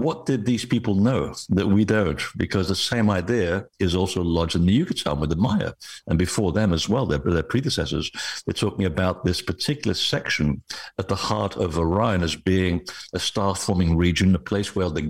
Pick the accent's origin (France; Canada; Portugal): Portugal; west of Lisbon; the place where I was born, it's at the base of a mountain west of Lisbon